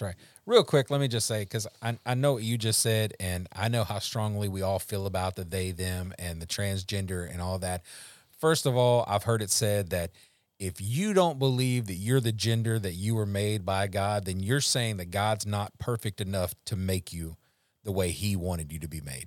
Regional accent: Louisiana, United States; I'm from Louisiana.

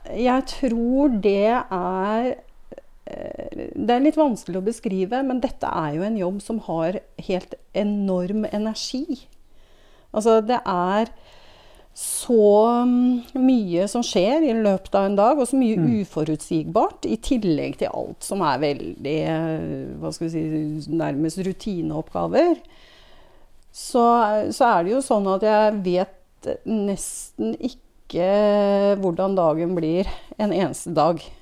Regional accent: Tomter, Innlandet, Norway; moved away as an adult; now in Jeløya, Norway; Jeg kommer fra tomter. Så jeg er fra Innlandet

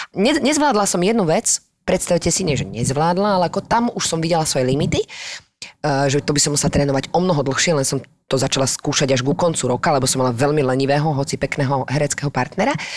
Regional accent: Slovakia; moved away as an adult; also born or lived in France; odkiaľ si, no zo Slovenska

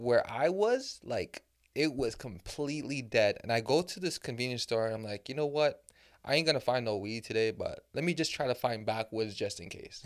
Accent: Canada; I'm from Canada

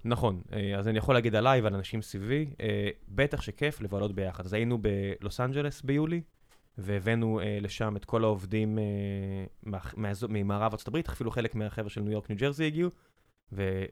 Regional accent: Beersheba, Southern District, Israel; moved away; also born or lived in Tel Aviv; כילד באר שבעי, ואז כשעברנו לתל אביב

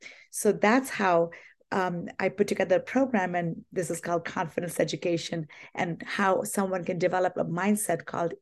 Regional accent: India; You know, I grew up in India, and my dad was in the Indian Army, and we were a military household.

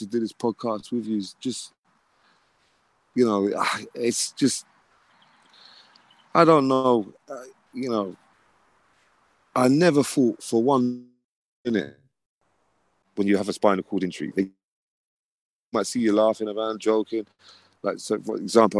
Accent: London, United Kingdom; moved away as an adult; now in north of England, United Kingdom; I'm originally from London. Now I'm in the north of England.

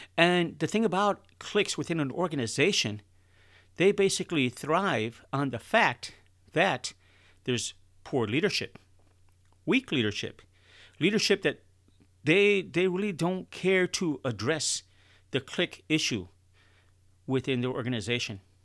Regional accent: Chicago, Illinois, United States; now in Texas, United States; I'm originally from Chicago

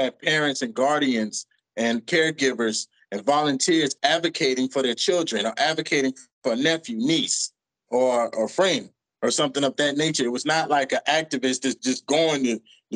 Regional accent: New York City, New York, United States; growing up in Brooklyn, New York

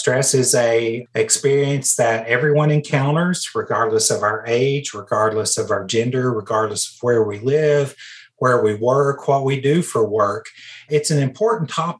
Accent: Tennessee, United States; as a country kid, growing up in Tennessee, I just was always rural

